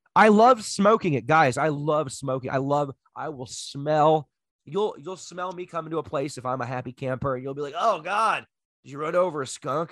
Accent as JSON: {"language": "English", "country": "United States", "said": "I am a loud, sloppy American"}